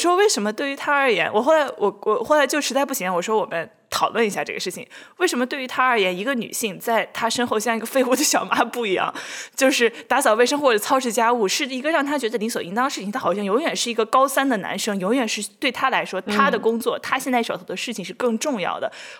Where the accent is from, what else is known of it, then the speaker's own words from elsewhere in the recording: Shanxi, China; now in New York, United States; 我作为一个山西人，我不但是家里面没有一个男性做菜，我整个 extended family、